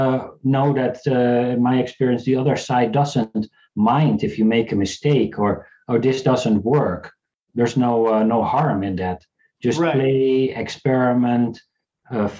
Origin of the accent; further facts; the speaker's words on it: South Africa; I was born in South Africa.